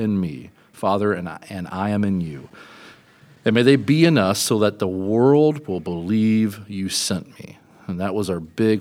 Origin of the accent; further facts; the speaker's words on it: Kentucky, United States; Kentucky, my home state